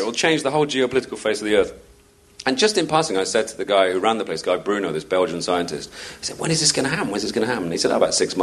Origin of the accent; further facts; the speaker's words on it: United Kingdom; as a Brit